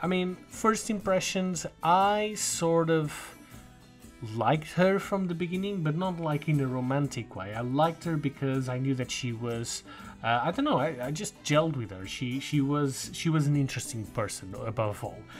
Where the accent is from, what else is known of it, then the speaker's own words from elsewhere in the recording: Portugal; I got back home to Portugal